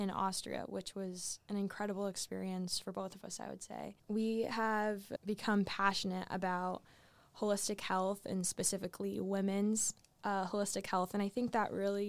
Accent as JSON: {"language": "English", "region": "Arizona", "country": "United States", "tie": "born or raised there", "also_born_or_lived": "Southern Florida", "moved": "as an adult", "lives_now": "Ohio, United States", "said": "I am originally born and raised in Arizona"}